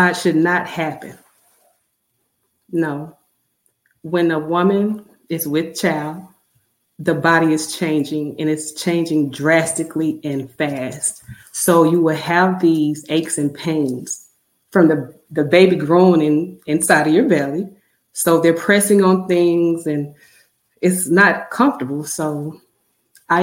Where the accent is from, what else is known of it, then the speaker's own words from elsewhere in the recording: Mississippi, United States; moved away as an adult; I'm born and raised in Mississippi